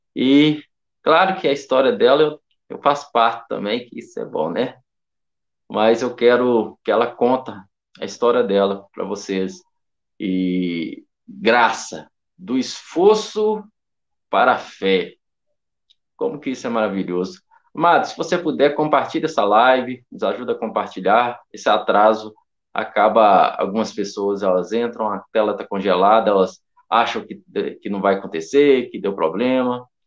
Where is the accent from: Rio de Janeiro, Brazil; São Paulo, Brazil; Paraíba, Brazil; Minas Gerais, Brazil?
Minas Gerais, Brazil; Belo Horizonte; mas nascidos aqui, criados aqui, minha esposa depois foi para Curvelo, mas nós somos aqui de Belo Horizonte